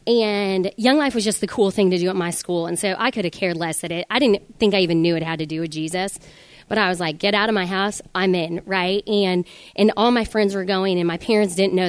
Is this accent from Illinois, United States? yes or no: no; Denver, Colorado, United States; I'm from Denver, Colorado, and I have three sisters